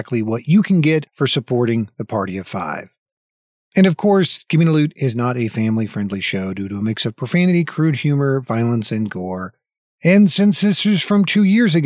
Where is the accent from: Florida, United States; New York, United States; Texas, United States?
Florida, United States; I grew up in Florida, right? So I grew up on the coast in Florida